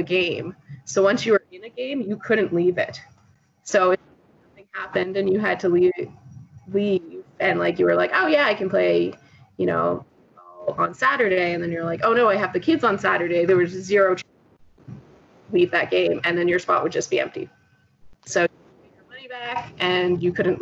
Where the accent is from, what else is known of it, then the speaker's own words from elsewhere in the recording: Canadian / East Coast, Canada; me probably being Canadian / East Coast